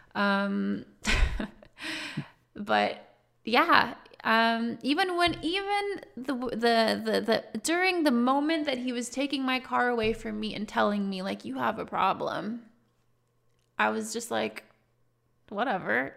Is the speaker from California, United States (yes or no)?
no; Texas, United States; I grew up in Texas